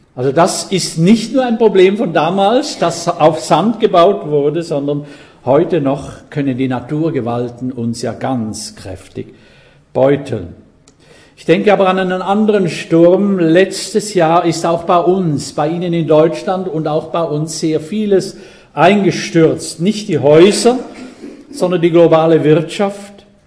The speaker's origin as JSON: {"language": "German", "country": "Switzerland", "said": "ich bin Schweizer."}